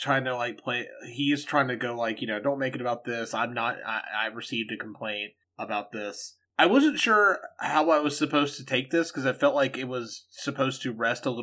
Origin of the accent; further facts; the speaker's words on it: Mississippi, United States; my home state of Mississippi